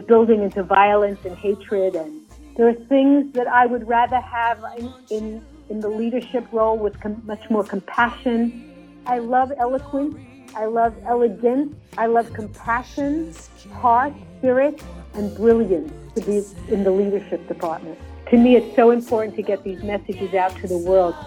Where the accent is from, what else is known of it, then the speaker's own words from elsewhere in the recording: New York City, New York, United States; I was born and raised in Brooklyn, New York, a melting pot